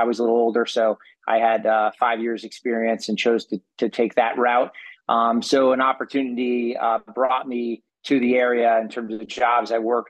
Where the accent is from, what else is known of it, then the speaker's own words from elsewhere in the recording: Bridgewater, New Jersey, United States; moved away as an adult; I'm a Jersey kid. I grew up in Bridgewater, New Jersey, fifth of six kids.